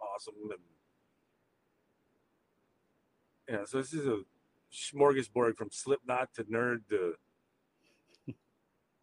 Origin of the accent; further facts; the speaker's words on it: Arkansas, United States; where I grew up there in Arkansas